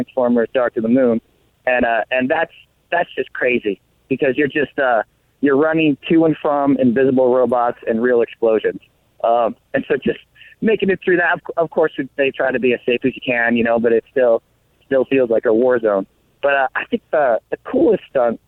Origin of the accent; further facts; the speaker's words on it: Colorado, United States; moved away as an adult; also born or lived in Las Vegas; now in Los Angeles, United States; growing up in Colorado